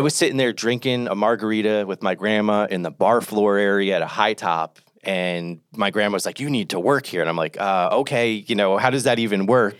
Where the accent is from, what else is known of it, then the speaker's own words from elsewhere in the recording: Toms River, New Jersey, United States; moved away as an adult; I grew up in New Jersey, though. Uh, I, for the, you know, first twenty years of my life, Tom's River, New Jersey, Jersey Shore.